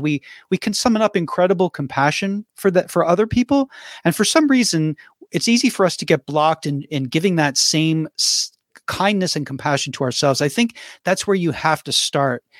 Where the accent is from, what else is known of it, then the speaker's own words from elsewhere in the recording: Philadelphia, Pennsylvania, United States; moved away as an adult; also born or lived in Nashville; I grew up in Philadelphia